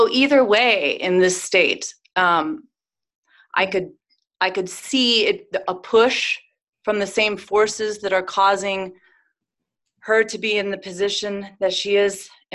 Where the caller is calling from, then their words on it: California, United States; I'm calling from the exciting lockdown state of California.